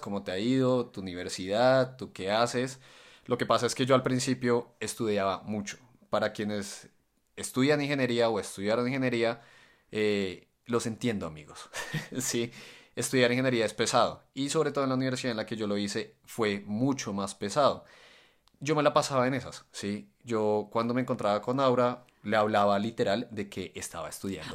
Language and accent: Spanish; Colombia; yo somos de Colombia